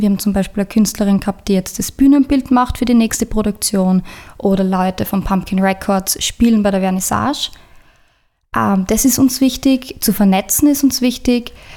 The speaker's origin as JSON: {"language": "German", "town": "Eibiswald", "region": "Styria", "country": "Austria", "said": "Ich bin ursprünglich aus Eibiswald"}